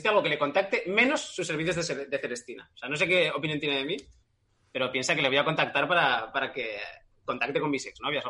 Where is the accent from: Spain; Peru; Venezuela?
Spain; Madrid, Community of Madrid; Soy madrileña y vivo allí, ¿vale?